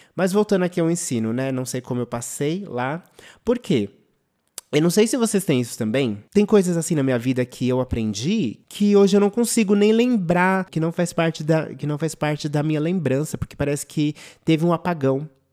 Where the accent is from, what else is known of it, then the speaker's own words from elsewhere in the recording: São Paulo, Brazil; De escola pública Júlio Mesquita, que era aqui no meu bairro do Butantã